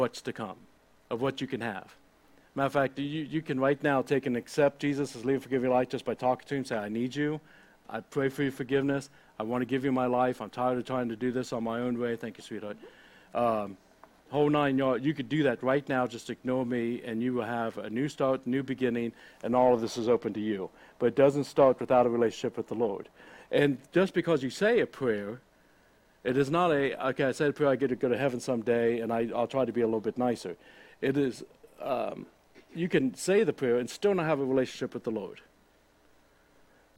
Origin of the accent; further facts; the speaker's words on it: United States; I'm an American.